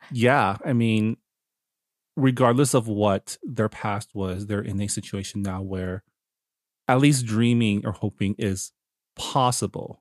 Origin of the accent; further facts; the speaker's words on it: Toronto, Ontario, Canada; I was born in Toronto, so I grew up in in, in the West